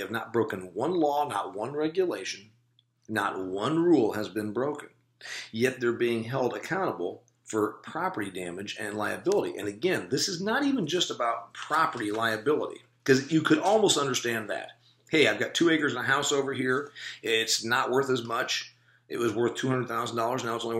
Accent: Indiana, United States; What about Indiana, my home state?

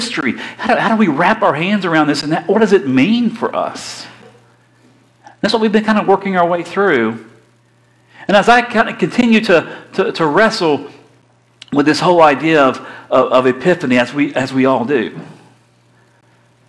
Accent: Florida, United States; I'm from Florida.

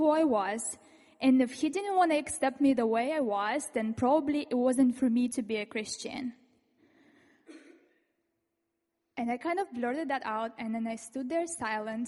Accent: Ukraine; moved away; I come from this industrial city, and I was born in Soviet Union, and it became independent Ukraine later.

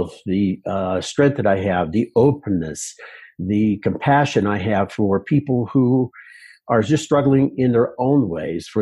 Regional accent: Pittsburgh, Pennsylvania, United States; moved away as an adult; now in Colorado, United States; near Pittsburgh in western Pennsylvania

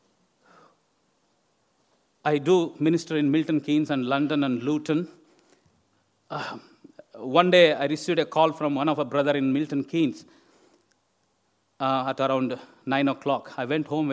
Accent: India; moved away as an adult; now in England; where I come from India

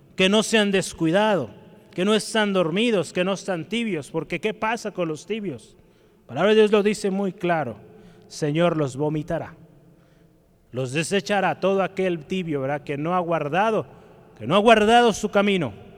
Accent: Guadalajara, Jalisco, Mexico; Como tapatíos, ¿verdad? que amamos nuestro Jalisco, nuestro Guadalajara

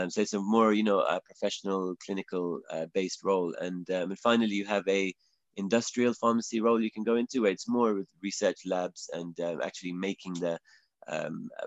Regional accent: England, United Kingdom; I hope my I hope my accent is makes it clear that I, am from England.

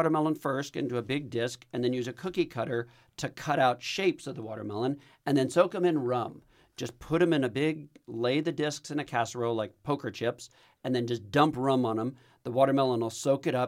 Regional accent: Texas, United States; I'm Texan.

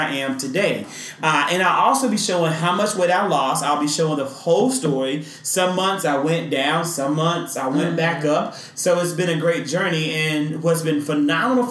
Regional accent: Mississippi, United States; born or raised there

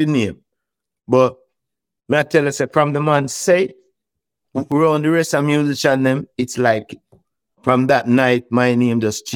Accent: Jamaica; we are from Jamaica, we are Rastamans

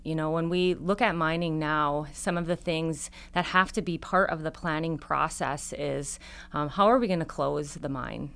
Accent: Upper Michigan, United States; growing up in Upper Michigan

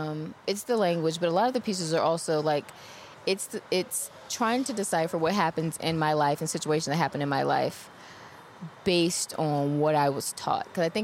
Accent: New Orleans, Louisiana, United States; moved away; I'm from New Orleans originally, and I don't have many of my things from childhood because of Katrina

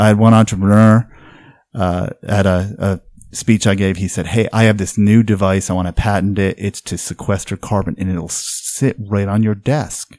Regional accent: New England, United States; now in Oregon, United States; I come from New England

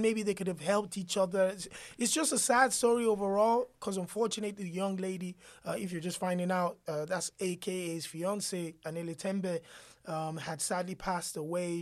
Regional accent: Nigeria; as a Nigerian

